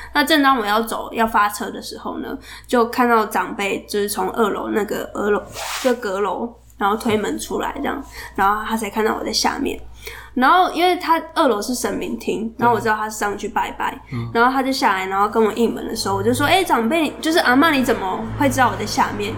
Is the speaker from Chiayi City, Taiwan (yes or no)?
yes; Chiayi, Chiayi City, Taiwan; 我是嘉义人